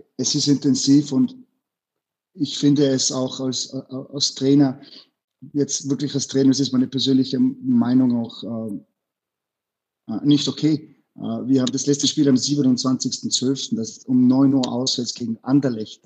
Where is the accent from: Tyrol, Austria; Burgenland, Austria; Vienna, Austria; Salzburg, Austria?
Tyrol, Austria; Innsbruck; German is a second language; moved away as an adult; now in Bruges, Belgium; ich bin aufgewachsen in Innsbruck.